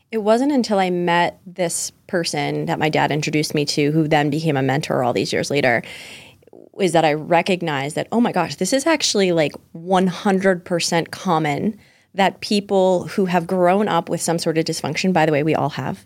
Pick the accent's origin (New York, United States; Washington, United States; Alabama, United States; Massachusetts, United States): Massachusetts, United States; Pembroke; also born or lived in Scituate, Massachusetts; I was born and raised in Pembroke, Massachusetts.